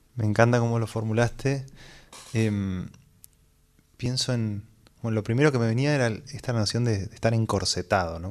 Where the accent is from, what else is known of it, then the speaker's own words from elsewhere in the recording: Buenos Aires, Argentina; Nací acá en Buenos Aires